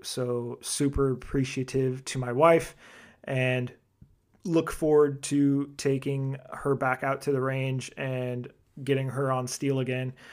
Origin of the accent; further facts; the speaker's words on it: Arizona, United States; made in my home state, Arizona